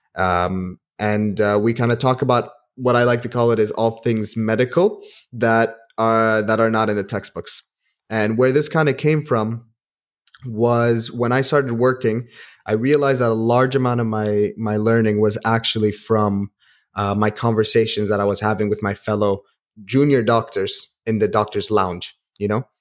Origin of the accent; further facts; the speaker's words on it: Kuwait; also born or lived in Manchester; I grew up in Kuwait.